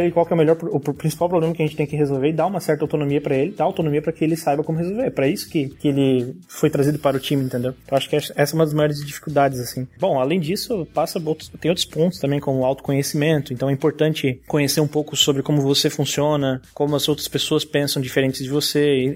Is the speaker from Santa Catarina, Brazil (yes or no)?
yes; Joinville, Santa Catarina, Brazil; eu sou aqui de Joinville, Santa Catarina, que é onde está a Conta Azul.